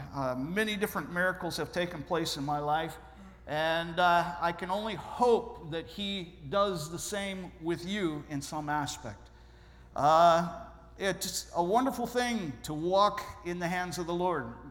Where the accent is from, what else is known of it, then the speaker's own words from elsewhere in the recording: Ohio, United States; I'm originally from Ohio.